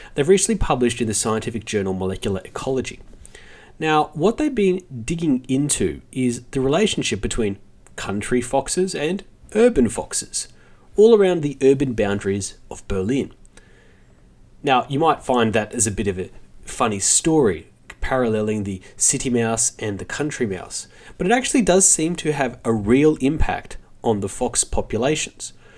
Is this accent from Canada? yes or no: no; Australia; as Australian